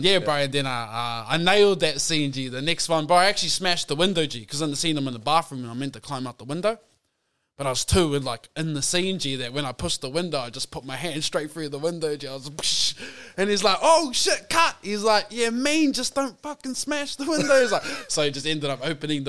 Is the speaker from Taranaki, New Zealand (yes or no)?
yes; New Plymouth, Taranaki, New Zealand; moved away; also born or lived in Whanganui / Browns Bay, North Shore, Auckland; I was born in New Plymouth